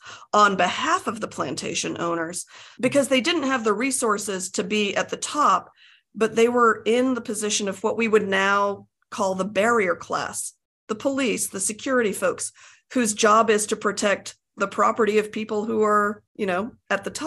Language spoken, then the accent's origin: English; United States; also born or lived in England; I was born in Britain and we moved to the States when I was a toddler